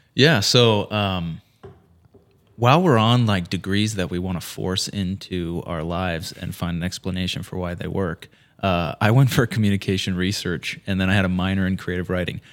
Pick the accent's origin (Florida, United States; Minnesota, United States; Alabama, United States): Minnesota, United States; Fergus Falls; moved away as an adult; now in St. Paul, United States; I grew up in Fergus Falls, proud Fergus Fallian